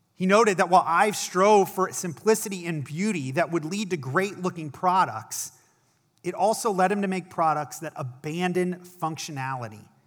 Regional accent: Akron, Ohio, United States; I was an intern at a church in my hometown of Akron, Ohio

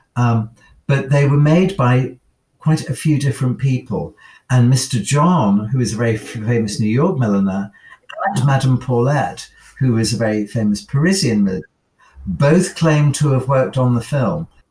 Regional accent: United Kingdom; as a Brit

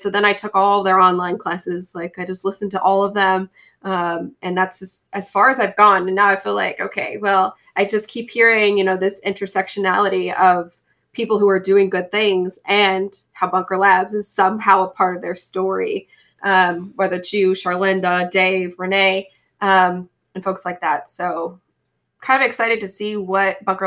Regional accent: Boise, Idaho, United States; moved away; I'm from Boise, Idaho

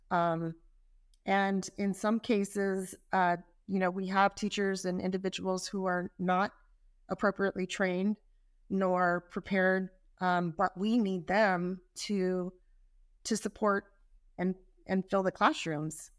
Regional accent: California, United States; I'm from California

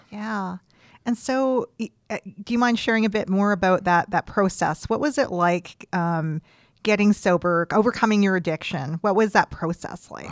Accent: Creston, British Columbia, Canada; I grew up in the East Kootenays

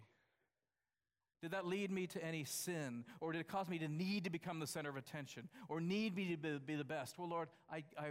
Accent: United States; I'm from the United States

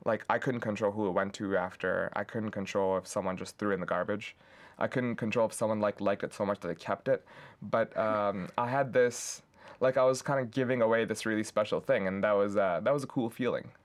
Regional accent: Pakistan; now in Lansing, United States; I grew up in Pakistan

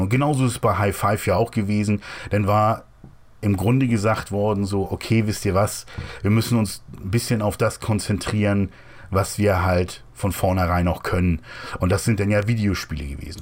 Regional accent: Hamburg, Germany; Ich komme ja eigentlich aus Hamburg

